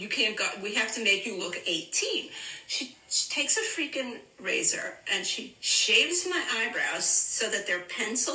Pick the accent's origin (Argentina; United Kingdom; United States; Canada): United States; New York City, New York; I grew up in Brooklyn